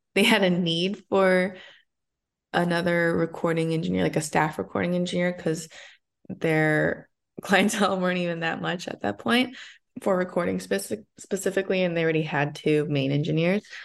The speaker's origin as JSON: {"language": "English", "town": "Arcadia", "region": "California", "country": "United States", "tie": "born or raised there", "also_born_or_lived": "Monterey Park, California", "said": "I was, uh, essentially born and raised here, but I'm from Arcadia, which is twenty-five minutes away from where I currently am in Chinatown"}